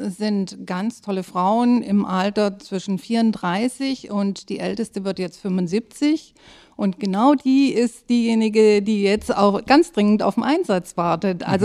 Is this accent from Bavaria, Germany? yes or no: no; Böblingen, Baden-Württemberg, Germany; now in Schwarzenbek, Germany; Ich bin kein ursprünglicher Schwarzenbeker. Ich komme aus Süddeutschland, äh, genau genommen aus Böblingen und wohne aber seit 1995 äh, in Schwarzenbeek.